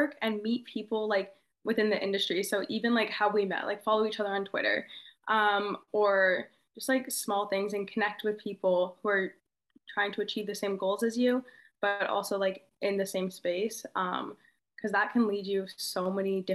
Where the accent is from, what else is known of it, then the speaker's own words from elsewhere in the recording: Australia; moved away; in my hometown. It's in Australia